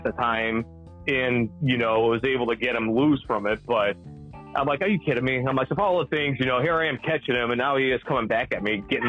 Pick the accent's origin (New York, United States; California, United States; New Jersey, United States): California, United States; San Francisco; born there; also born or lived in Virginia; So I'm actually originally, I was born in San Francisco, California.